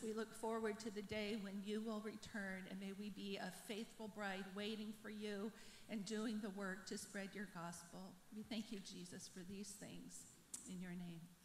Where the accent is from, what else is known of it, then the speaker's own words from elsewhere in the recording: Bremerton, Washington, United States; moved away as an adult; also born or lived in Africa / Russia; I'm from Bremerton. I grew up during the Cold War